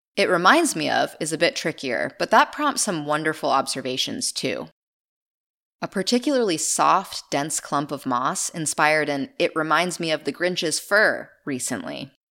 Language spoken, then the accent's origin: English; Maine, United States; my home state of Maine